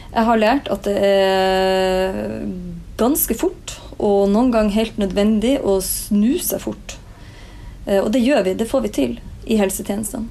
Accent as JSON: {"language": "Norwegian", "region": "Northern Norway", "country": "Norway", "moved": "yes", "lives_now": "Oslo, Norway", "said": "hjemme i Nord-Norge"}